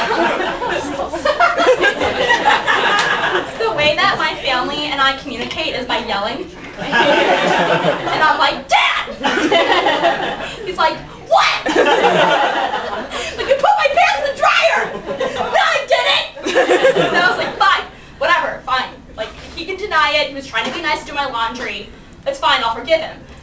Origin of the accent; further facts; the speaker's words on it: Chicago suburb, Illinois, United States; moved away as an adult; now in Chapel Hill, United States; I'm from Chicago, but really a suburb, and it's actually not really that near